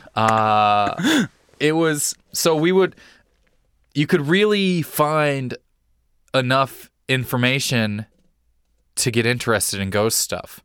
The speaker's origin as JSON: {"language": "English", "town": "Lake Tapawingo", "region": "Missouri", "country": "United States", "tie": "born or raised there", "said": "I grew up in Missouri in a, a, a town called Lake Tapawingo."}